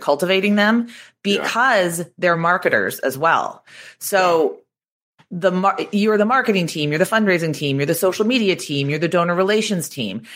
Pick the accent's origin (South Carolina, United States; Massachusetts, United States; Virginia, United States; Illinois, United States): Massachusetts, United States; Boston; moved away as an adult; also born or lived in New York City; I'm from Boston. I went to Boston University.